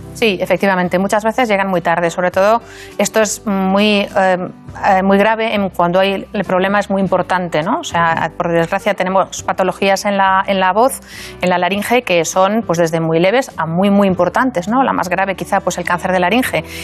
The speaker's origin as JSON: {"language": "Spanish", "town": "Valladolid", "region": "Castile and León", "country": "Spain", "tie": "born or raised there", "moved": "as an adult", "lives_now": "Madrid, Spain", "said": "yo soy vallisoletana. Mm, ah. Me siento de allí, aunque no nací allí, un poco por, circunstancias familiares, pero me he criado en Valladolid y siento que es mi ciudad"}